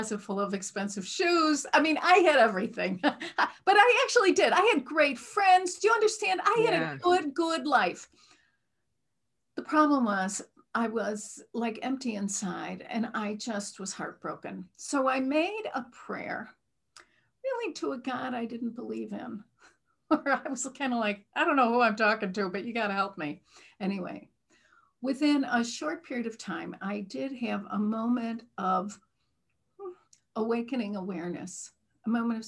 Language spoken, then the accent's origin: English; Midwest, United States; accent: Midwestern; I'm from the Midwest, and I was raised in a very traditional Midwestern religion.